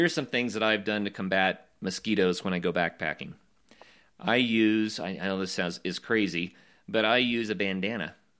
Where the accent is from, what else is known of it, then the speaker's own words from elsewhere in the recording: Oklahoma, United States; moved away; also born or lived in Colorado; growing up in Oklahoma and then adventuring all over the West and in Colorado especially